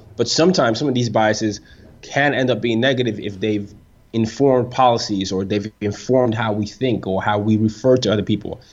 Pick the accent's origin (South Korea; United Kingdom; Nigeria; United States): Nigeria; I'm Nigerian.